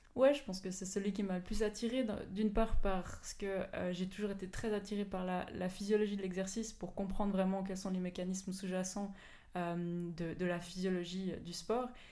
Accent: Belfaux, Fribourg, Switzerland; d'où je viens, j'ai grandi à Belfaux, donc, donc vraiment pas très loin de Fribourg

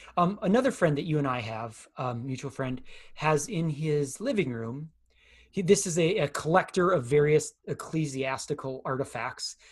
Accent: United States; as American Christians.

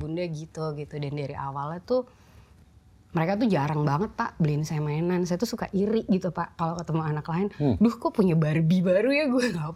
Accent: Bandung, West Java, Indonesia; moved away; also born or lived in Jakarta; aku lahir di Bandung

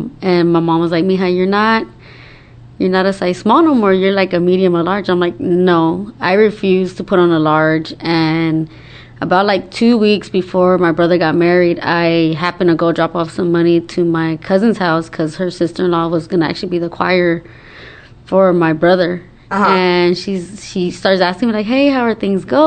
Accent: Dallas, Texas, United States; I was born and raised here in Dallas, Texas.

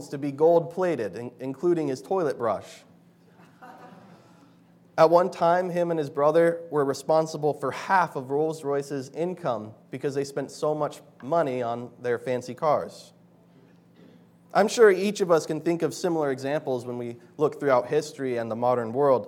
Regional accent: Bozeman, Montana, United States; moved away; Back in my hometown, Bozeman, Montana

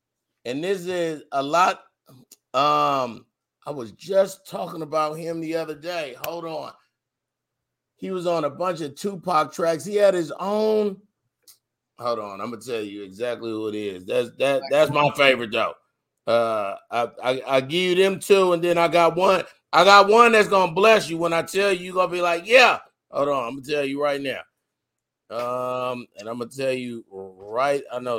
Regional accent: California, United States; I'm from the Yay, dog.

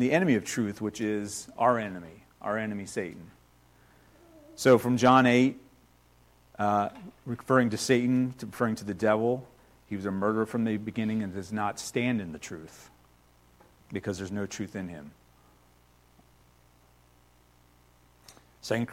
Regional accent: United States; I've only been out of the country one time, so I've spent my entire life here in the U.S.

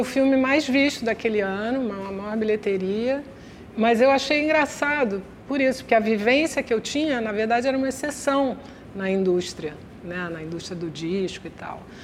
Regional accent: Rio de Janeiro, Brazil; eu sou meio Copacabana, meio Tijuca. Porque eu, eu nasci em Copacabana e até os oito anos eu morava em Copacabana

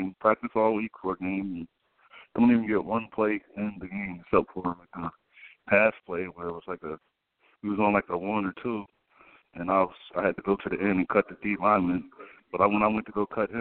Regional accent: Virginia, United States; I'm from Virginia, and I grew up a Redskins fan

